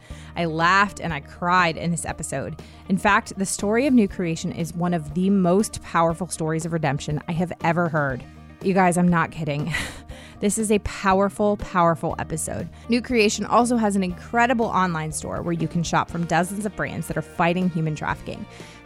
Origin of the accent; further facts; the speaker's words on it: Herndon, Virginia, United States; now in North Carolina, United States; I was originally born and raised in Herndon, which is about 15 minutes outside of D.C.